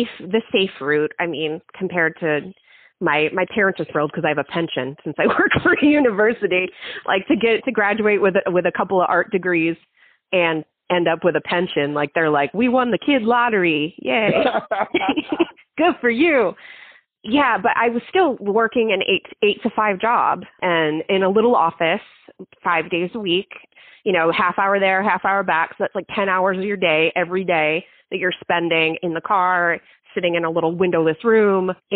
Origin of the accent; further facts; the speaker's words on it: New Jersey, United States; moved away as an adult; now in Texas, United States; I was from New Jersey